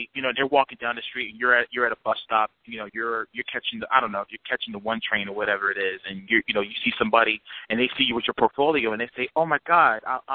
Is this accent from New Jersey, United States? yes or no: yes; New Jersey, United States; I was growing up in North Jersey at the time